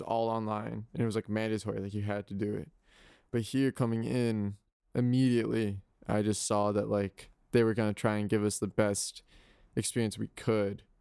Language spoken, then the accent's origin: English; Guilford, Connecticut, United States; moved away as an adult; I come from Guildford, Connecticut